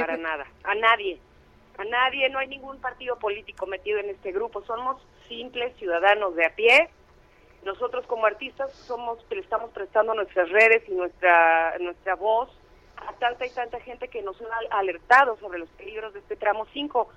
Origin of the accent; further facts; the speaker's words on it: Mexico; somos mexicanos